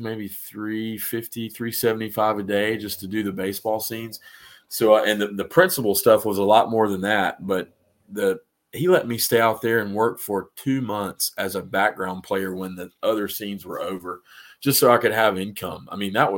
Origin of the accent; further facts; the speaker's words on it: Atlanta, Georgia, United States; I grew up in Atlanta